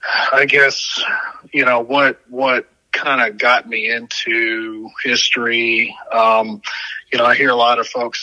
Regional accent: Weatherford, Texas, United States; also born or lived in Tucson, Arizona; When I was quite young, my parents took a business opportunity in Texas near Fort Worth and moved me and us out there. And that's where I was raised.

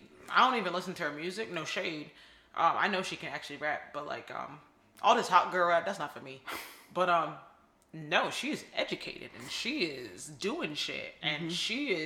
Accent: Nigeria; now in Philadelphia, United States; I'm Nigerian. My genetics are superior, so, you know, I'm slim.

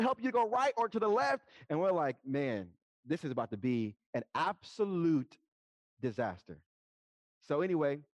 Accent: Dayton, Ohio, United States; moved away; I'm originally from Dayton, Ohio, from the city

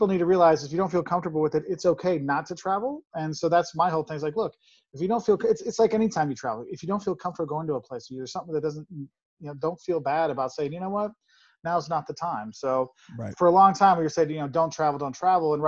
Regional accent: Quincy, Illinois, United States; now in Champaign, United States; I grew up in Quincy, Illinois, a small town in the western part of Illinois

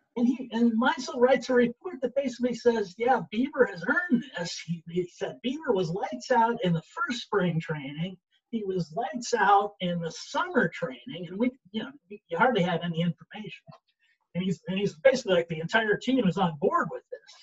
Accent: Syracuse, New York, United States; I'm from Syracuse

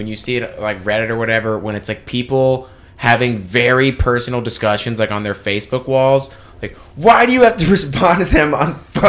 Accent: Cumming, Georgia, United States; That's my hometown, by the way.

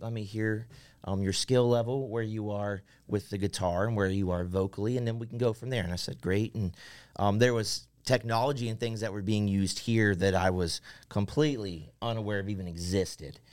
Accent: Central Ohio, United States; moved away as an adult; I grew up in Central Ohio

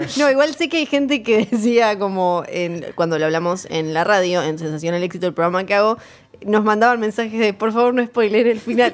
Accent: Ushuaia, Tierra del Fuego, Argentina; moved away; soy de Tierra del Fuego, soy de Ushuaia, así que crecí con la frase fin del mundo con otro significado

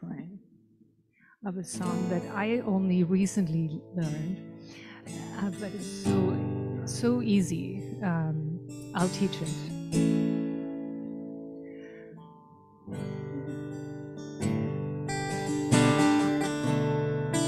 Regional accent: Germany; moved away; I grew up in Germany

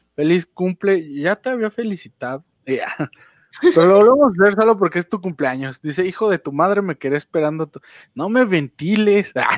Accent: Mexico; soy mexicano

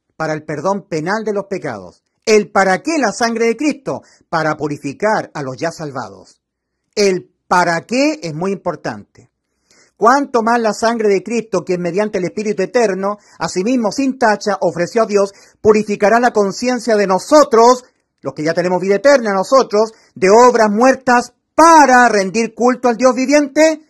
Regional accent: Chile; como somos los chilenos. Yo soy chileno

